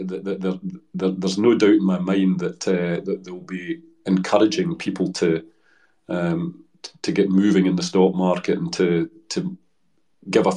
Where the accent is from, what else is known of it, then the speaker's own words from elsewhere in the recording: Dumbarton, Scotland, United Kingdom; moved away as an adult; also born or lived in Hong Kong; My family come from Dumbarton